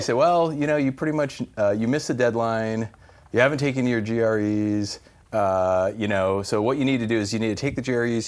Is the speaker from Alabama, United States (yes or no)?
no; New Mexico, United States; also born or lived in California / San Francisco Bay Area; now in Arizona, United States; Always in the Southwest, so New Mexico is where I grew up.